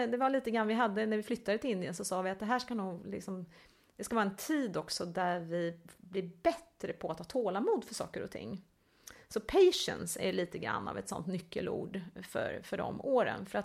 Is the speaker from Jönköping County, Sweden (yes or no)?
no; Älmhult, Kronoberg County, Sweden; Vi kom ju från, eh, från Älmhult